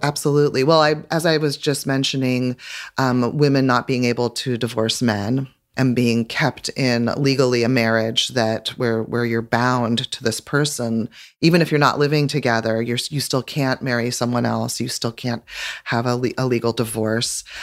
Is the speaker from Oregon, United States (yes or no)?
yes; Eugene, Oregon, United States; growing up in Eugene, Oregon